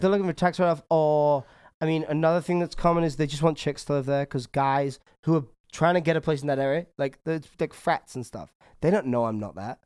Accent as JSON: {"language": "English", "region": "England", "country": "United Kingdom", "said": "I'm English"}